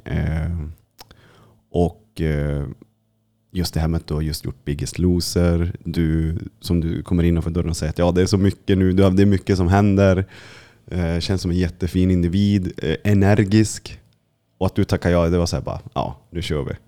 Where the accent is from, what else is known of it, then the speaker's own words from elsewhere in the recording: Kiruna, Norrbotten County, Sweden; jag som är från Kiruna, och, och, vi, vi är från Lappland båda två